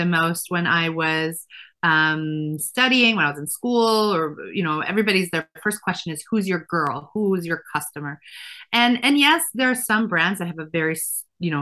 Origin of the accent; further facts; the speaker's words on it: Efrat, Israel; moved away as an adult; now in United States; So I grew up religious in a town called Efrat, which is now a city.